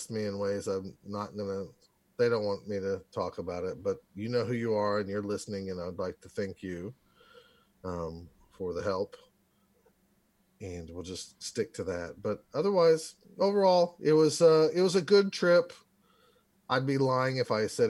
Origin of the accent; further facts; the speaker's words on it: Oklahoma, United States; I'm from Oklahoma